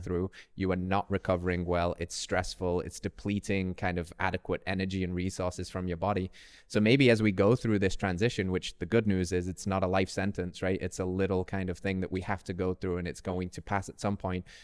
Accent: Tennessee, United States; my home state, Tennessee

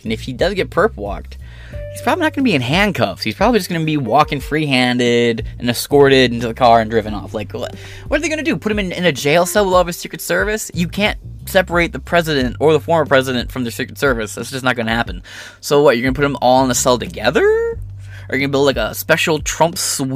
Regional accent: Michigan, United States; I'm not from Detroit, but I live close to Detroit

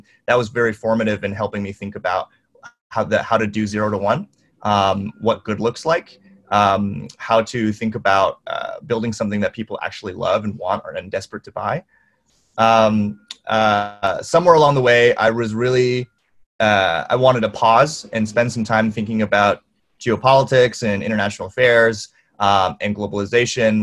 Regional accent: Silicon Valley, California, United States; I grew up in Silicon Valley

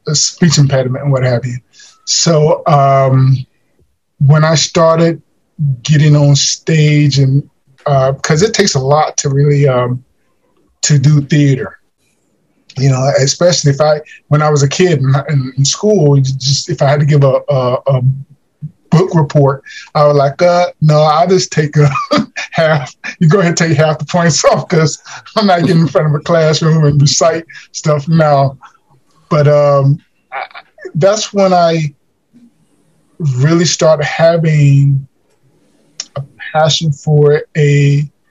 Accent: Rocky Mount, North Carolina, United States; I'm originally from Rocky Mountain, North Kakalaki.

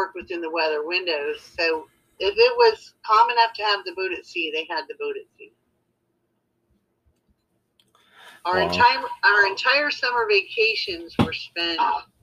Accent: Florida, United States; also born or lived in California; I was only 2 years old when we moved from California to Florida.

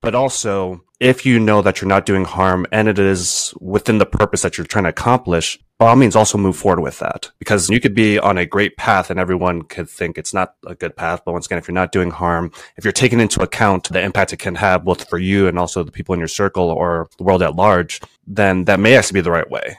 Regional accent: East Coast, United States; moved away as an adult; also born or lived in California / Pennsylvania / Jamaica; now in Rhode Island, United States; I was originally from the East Coast

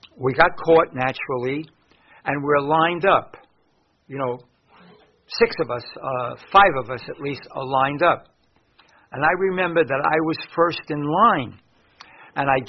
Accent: New York City, New York, United States; I grew up in West Harlem

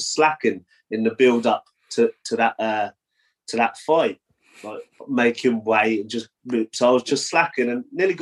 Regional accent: Portsmouth, South East England, United Kingdom; my hometown of Portsmouth

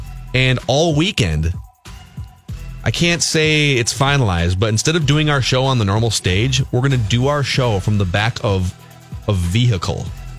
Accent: Minnesota, United States; I am Minnesota through and through. I was born in Minnesota.

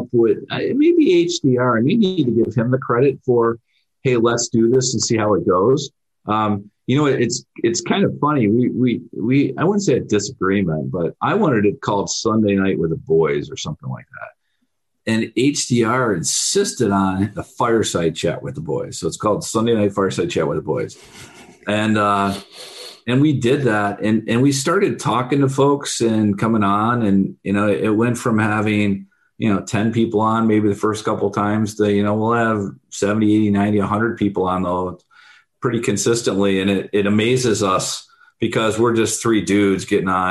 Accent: Michigan, United States; moved away as an adult; also born or lived in Pennsylvania / Pittsburgh; I grew up in Michigan, and after school, I moved out on the East Coast

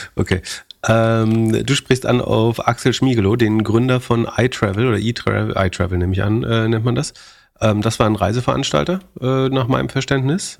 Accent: Germany; wir als Deutsche

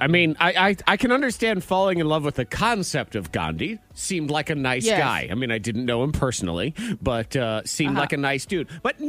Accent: Massachusetts, United States; moved away; I'm from Massachusetts.

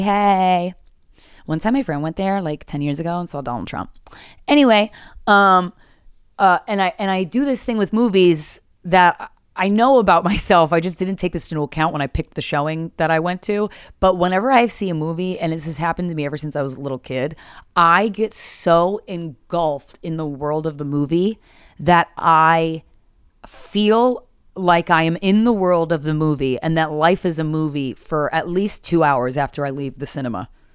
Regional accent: Philadelphia, Pennsylvania, United States; now in New York City, United States; my hometown of Philly

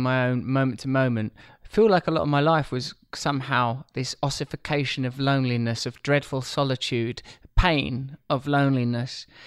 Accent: Essex, East of England, United Kingdom; I grew up in a pretty ordinary community, uh, a place called Essex

